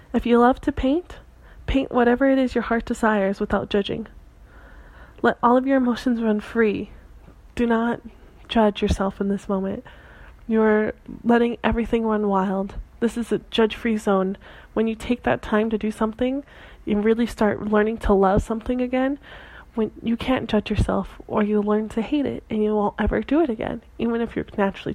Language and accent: English; Santa Cruz, California, United States; moved away; my hometown of Santa Cruz